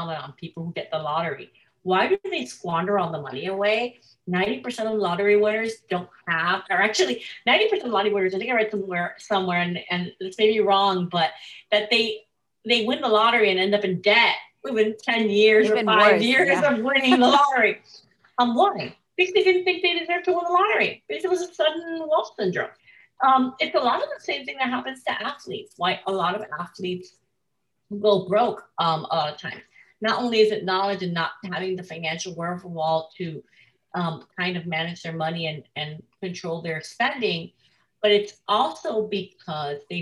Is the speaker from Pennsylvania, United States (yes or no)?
no; Miami, Florida, United States; I grew up in Miami, Florida